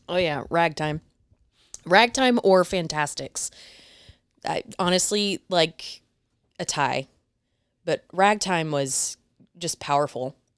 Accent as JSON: {"language": "English", "town": "Mesquite", "region": "Texas", "country": "United States", "tie": "born or raised there", "also_born_or_lived": "Dallas, Texas", "said": "I was born and raised in the Dallas area, little town called Mesquite, Mesquite, Texas"}